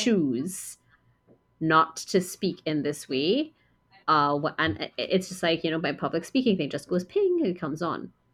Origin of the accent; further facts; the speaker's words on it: Trinidad & Tobago; also born or lived in United States; I grew up here in Trinidad for the most part